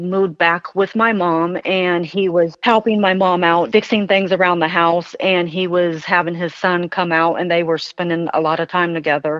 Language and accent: English; Muncie, Indiana, United States; We grew up in Muncie